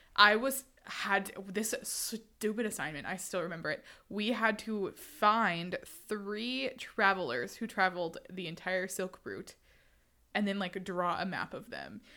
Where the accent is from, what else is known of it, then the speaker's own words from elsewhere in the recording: Houston, Texas, United States; I'm from Houston, Texas